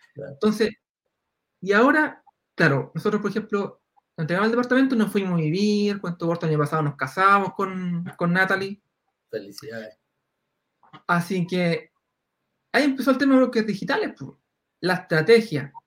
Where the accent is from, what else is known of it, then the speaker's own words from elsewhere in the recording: Concepción, Biobío, Chile; yo soy de Concepción